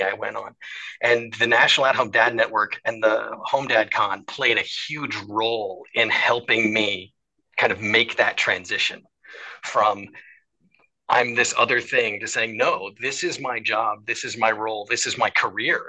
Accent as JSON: {"language": "English", "town": "Seattle", "region": "Washington", "country": "United States", "tie": "born or raised there", "also_born_or_lived": "Michigan / Ohio / St. Louis, Missouri", "moved": "as an adult", "lives_now": "Connecticut, United States", "said": "I grew up in Seattle"}